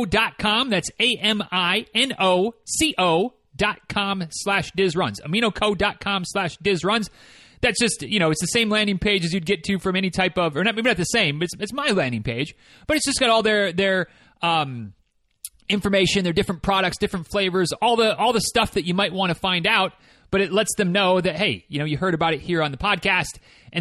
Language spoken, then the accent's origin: English; Midwest, United States; I'm from the Midwest, so it's pop, not soda